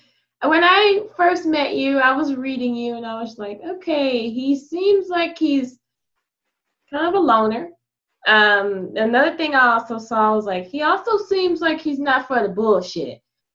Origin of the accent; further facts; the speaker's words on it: Texas, United States; accent: Texas; I'm from Texas.